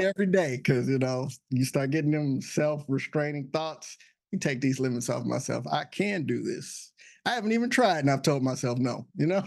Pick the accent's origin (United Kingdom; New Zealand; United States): United States; Texas; also born or lived in Illinois; now in Alexandria, United States; I'm originally from Texas